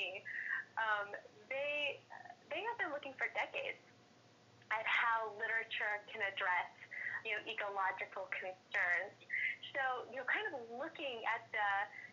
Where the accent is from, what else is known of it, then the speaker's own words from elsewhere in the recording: Topeka, Kansas, United States; now in New York City, United States; I'm originally from Topeka, Kansas.